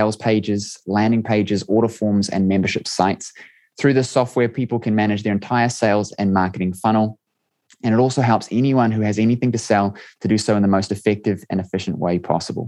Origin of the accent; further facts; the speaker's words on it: New Zealand; I'm from New Zealand